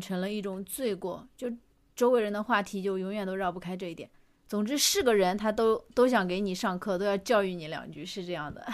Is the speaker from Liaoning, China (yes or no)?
no; Chengdu, Sichuan, China; moved away; 我当时在成都工作嘛